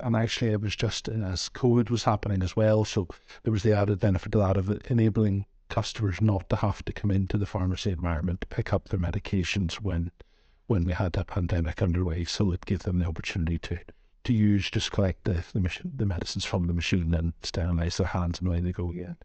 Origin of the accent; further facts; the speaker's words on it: Northern Ireland, United Kingdom; moved away as an adult; also born or lived in Glasgow; now in Dumfries and Galloway, United Kingdom; You can maybe tell from my accent, I hail from Northern Ireland originally